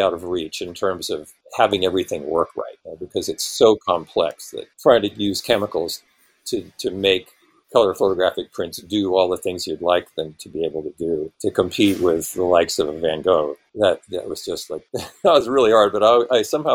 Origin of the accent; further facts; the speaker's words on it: Bay Area, California, United States; I was born in the Bay Area in 1952